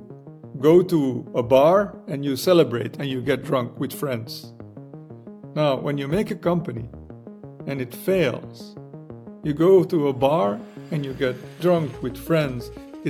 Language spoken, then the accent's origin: English; Belgium; moved away as an adult; now in United States; I grew up in Belgium, you know, in Europe